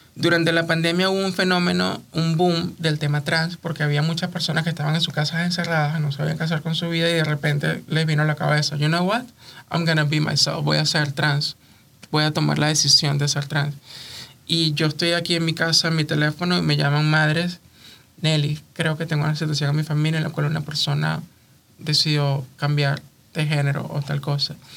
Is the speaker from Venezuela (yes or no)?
yes; Venezuela; now in United States; mi diáspora venezolana